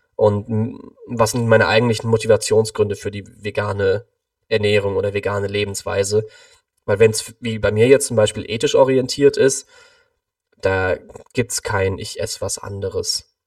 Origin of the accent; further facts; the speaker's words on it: Cologne, North Rhine-Westphalia, Germany; Ich komme aus Köln, bin aktuell 29 Jahre alt